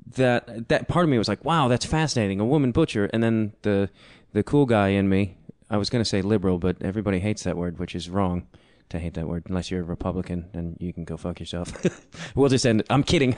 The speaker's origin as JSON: {"language": "English", "town": "Chicago", "region": "Illinois", "country": "United States", "tie": "born or raised there", "said": "I grew up in Chicago."}